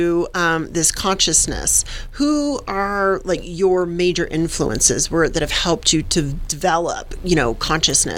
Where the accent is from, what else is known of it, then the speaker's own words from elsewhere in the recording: the South, United States; I'm a gal from the South